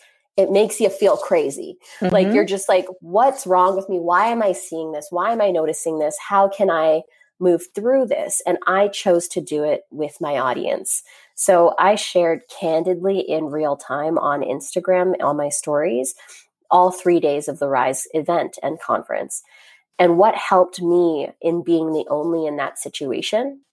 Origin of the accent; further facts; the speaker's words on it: Grande Prairie, Alberta, Canada; now in Carp, Canada; I grew up in Grand Prairie, Alberta, surrounded, like being very much one of the only ones.